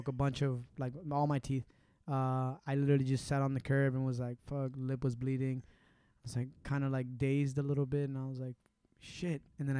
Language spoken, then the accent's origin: English; Puerto Rico; Because I'm Puerto Rican, whether I was born in Puerto Rico or the moon, that doesn't change anything, right?